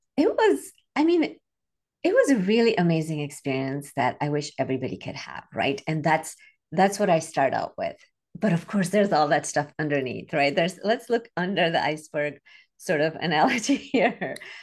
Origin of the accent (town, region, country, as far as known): Chicago, Illinois, United States; born or raised there; also born or lived in India / Singapore